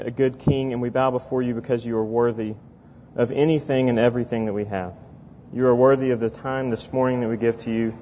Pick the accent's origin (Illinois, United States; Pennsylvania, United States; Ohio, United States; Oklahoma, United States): Oklahoma, United States; at this church I grew up in Oklahoma